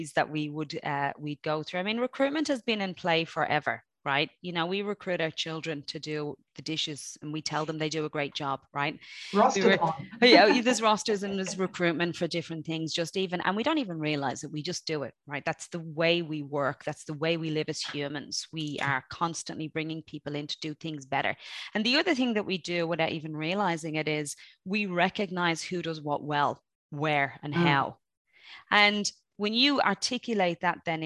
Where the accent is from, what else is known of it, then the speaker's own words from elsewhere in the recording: Dublin, Leinster, Ireland; also born or lived in Graiguenamanagh, County Kilkenny; I'm from Dublin, but I'm also from, part of my growing up was in a beautiful place called Greignamana, County Kilkenny